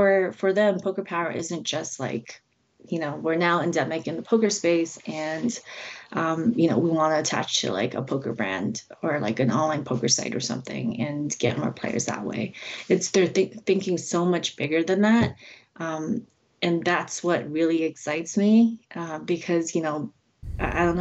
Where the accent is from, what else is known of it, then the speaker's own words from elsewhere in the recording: Toronto, Ontario, Canada; also born or lived in China; I was born in China. I moved to Toronto when I was about 5, but yeah, it's my main home.